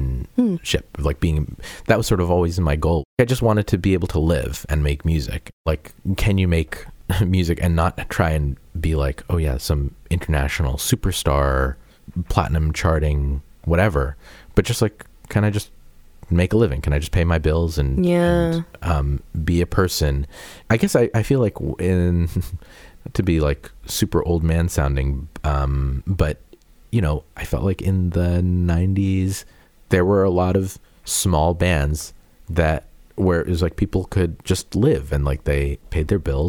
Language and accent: English; Peabody, Massachusetts, United States; moved away; I'm from Peabody. And which is north of Boston